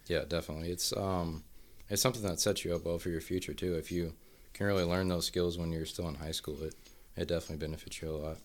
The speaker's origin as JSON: {"language": "English", "town": "Troy", "region": "Missouri", "country": "United States", "moved": "yes", "said": "I'm from Troy, Missouri"}